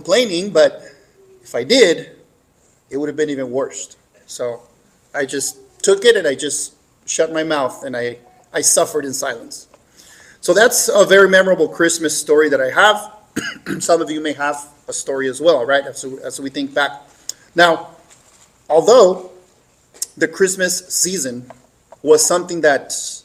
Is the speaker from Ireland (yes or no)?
no; Mexico; moved away; growing up in Mexico as a child